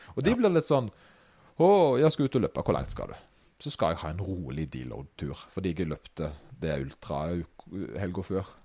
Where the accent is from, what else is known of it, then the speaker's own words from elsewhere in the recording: Åkrehamn, Rogaland, Norway; når Åkra, der jeg kommer fra, fikk bystatus